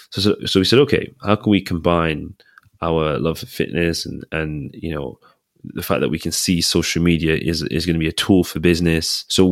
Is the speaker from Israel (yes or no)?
no; Nigeria; I'm from a very medical family. Father's a doctor, mom's a nurse. So, and guess what? We're Nigerian.